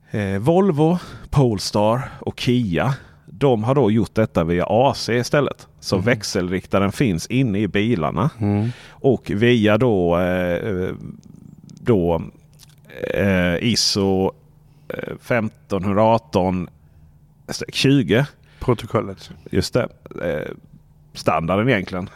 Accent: Sweden; moved away; där hemma i Stenungsmåla

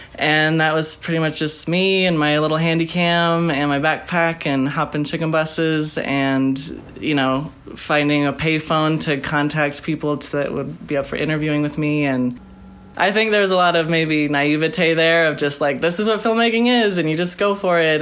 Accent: Bitterroot Valley, Montana, United States; moved away as an adult; I grew up in the Bitterroot Valley. I'm in western Montana

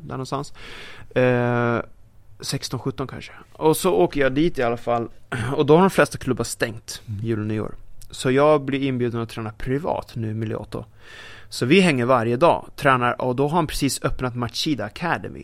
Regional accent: Sweden; pojken från Sverige

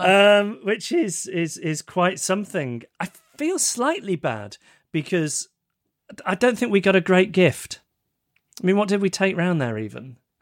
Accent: United Kingdom; us Brits

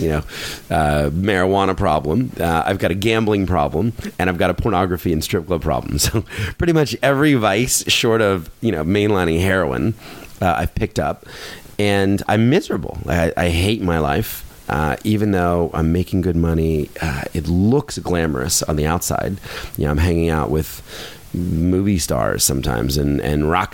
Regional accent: Philadelphia, Pennsylvania, United States; I was born in Philadelphia, which is a couple hours outside of New York City.

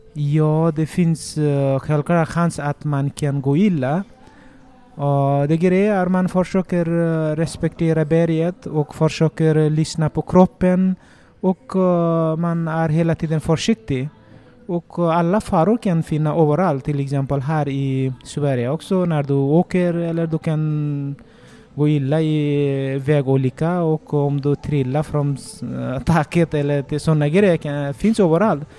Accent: Nepal; Swedish is a second language; moved away as an adult; now in Sweden; Ja, jag kommer från Nepal. Det är västra Nepal och en bergområde där jag uppväxte och jag pluggade till gymnasiet i skolan där.

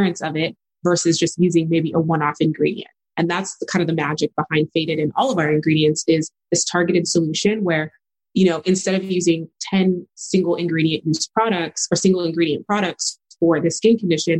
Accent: El Paso, Texas, United States; I grew up in El Paso, Texas. So that's west side of Texas. I'm a first-gen Nigerian daughter of immigrants, born and raised there

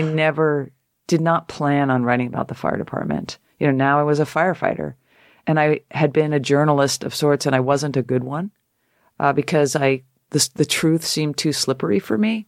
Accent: Connecticut, United States; I'm a girl from Connecticut

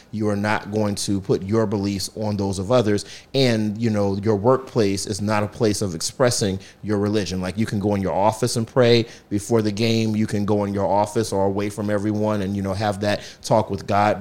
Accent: southeastern North Carolina, United States; moved away as an adult; also born or lived in Charlotte, North Carolina; now in Philadelphia, United States; So, I'm from North Carolina. I was born and raised in the southeastern part of the state

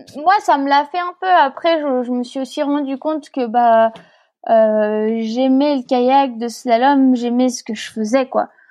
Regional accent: France; je suis née en France

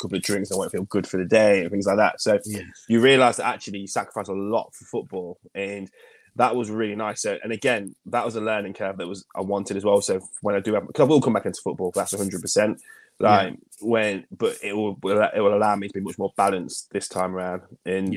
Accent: Leicester, East Midlands, United Kingdom; also born or lived in Glen Parva; I'm born and bred in Leicester. I live in Leicester.

